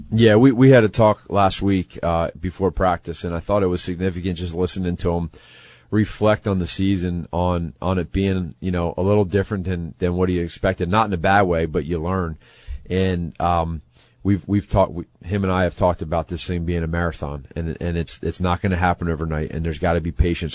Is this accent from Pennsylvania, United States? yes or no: yes; Pennsylvania, United States; moved away as an adult; now in Chicago, United States; being a, an East Coast guy, I'm from Pennsylvania, but coming out here in the Midwest